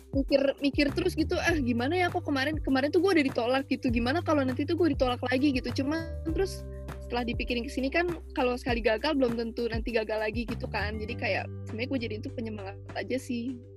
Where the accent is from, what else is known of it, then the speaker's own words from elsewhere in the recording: Jakarta, Indonesia; gue juga dari Jakarta kayak Stevi